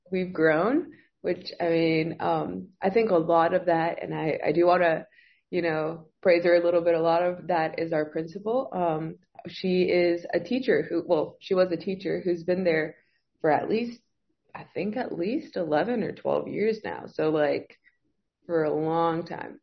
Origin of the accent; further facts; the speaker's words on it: Monterrey, Nuevo León, Mexico; moved away as an adult; now in Reynosa, Mexico; I'm from Monterrey, so I live two hours away, like two hours south from Reynosa